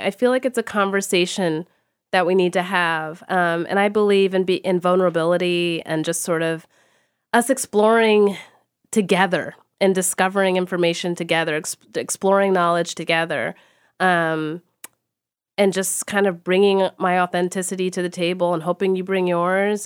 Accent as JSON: {"language": "English", "region": "Texas", "country": "United States", "tie": "born or raised there", "said": "I grew up in Texas"}